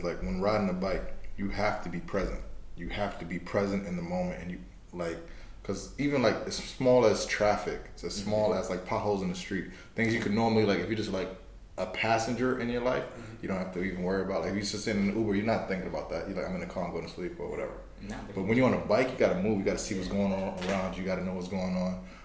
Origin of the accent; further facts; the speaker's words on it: New York City, New York, United States; I'm from Brooklyn